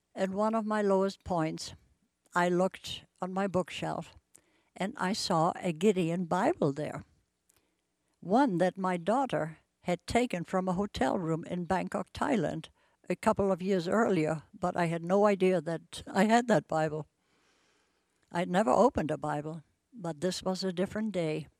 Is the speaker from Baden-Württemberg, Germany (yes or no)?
no; Bremen, Germany; moved away as an adult; now in Spokane, United States; I grew up in Bremen, Germany, and lived through World War Two